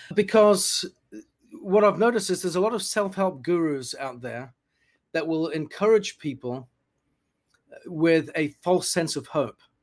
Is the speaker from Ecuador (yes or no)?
no; New Zealand; moved away as an adult; also born or lived in United Kingdom; I was born in the UK, grew up in New Zealand.